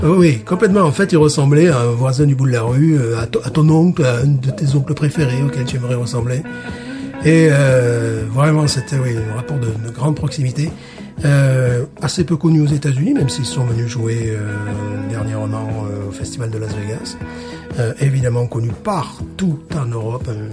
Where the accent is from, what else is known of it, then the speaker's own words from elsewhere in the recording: Alès, Occitania, France; ma ville natale